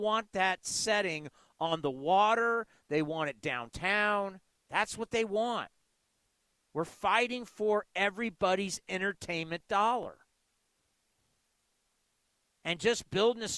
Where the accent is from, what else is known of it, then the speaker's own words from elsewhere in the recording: San Diego, California, United States; when I was a kid growing up in San Diego